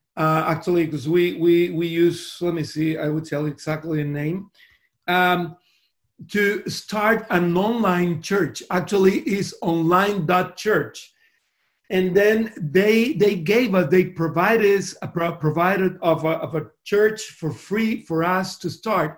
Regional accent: Costa Rica; first language Spanish; English is a second language; moved away as an adult; also born or lived in Miami; now in Sydney, Australia; I was born in a little country there in Central America called Costa Rica. Uh, that's the reason my first language is Spanish.

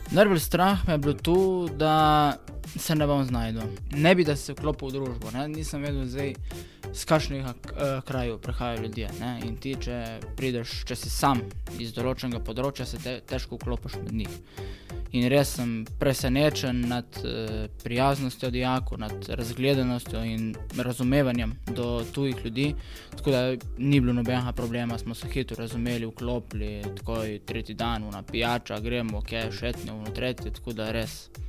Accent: Kal pri Pivki, Slovenia; prihajam iz Kala pri Pivki

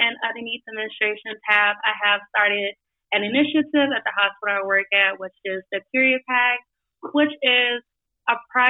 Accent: New Orleans, Louisiana, United States; now in Cleveland, United States; I am from New Orleans, if you haven't been able to tell yet.

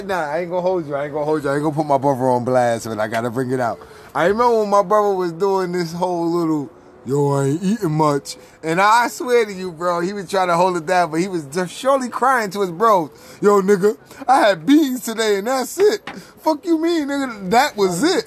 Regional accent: New York, United States; moved away; I'm from New York

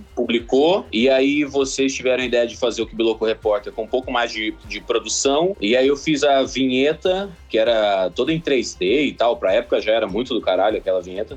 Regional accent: Sinop, Mato Grosso, Brazil; also born or lived in Cuiabá; Eu nasci em Cuiabá, no, no Mato Grosso, na capital do Mato Grosso, mas eu cresci em Sinop, que é uma cidade a 500 quilômetros pro interior do Mato Grosso

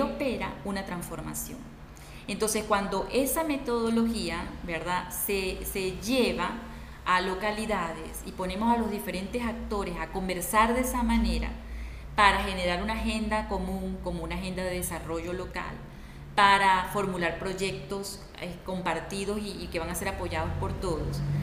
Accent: Valera, Trujillo, Venezuela; moved away as an adult; now in Argentina; yo soy trujillana, valerana y y siempre he vivido allí

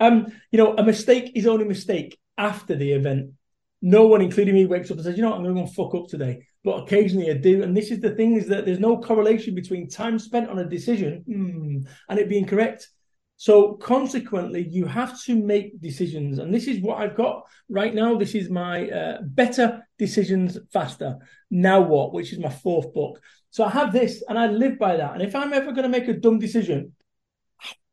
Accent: Salford, North West England, United Kingdom; I am a bum from Salford, Manchester, which is a rough old town

